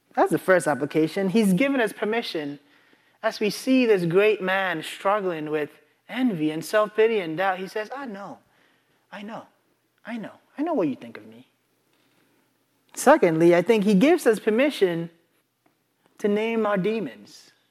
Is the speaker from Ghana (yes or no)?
yes; Ghana; moved away; I grew up in Ghana